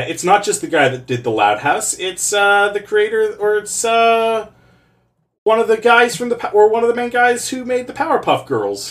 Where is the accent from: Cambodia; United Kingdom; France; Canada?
Canada; By virtue of being Canadian, I saw a lot of Caillou